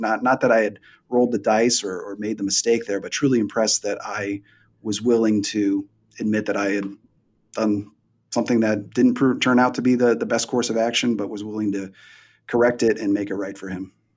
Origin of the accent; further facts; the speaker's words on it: Midwest, United States; moved away as an adult; also born or lived in Tampa Bay, Florida; now in Columbus, Ohio, United States; I'm from the Midwest, so they moved me back to the Midwest